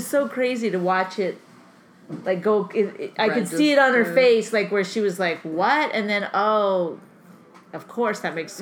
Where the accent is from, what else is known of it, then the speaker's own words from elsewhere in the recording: Canada; I'm Canadian